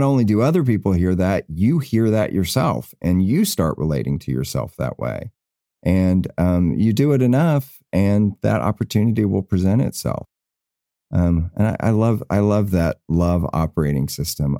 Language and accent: English; the South, United States; moved away; I came from the South